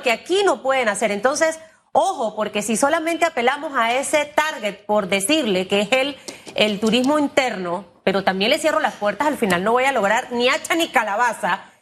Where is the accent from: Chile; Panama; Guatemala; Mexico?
Panama; como panameña